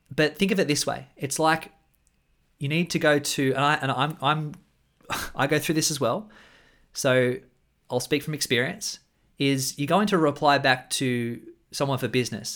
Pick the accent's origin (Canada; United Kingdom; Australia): Australia; I'm an Australian man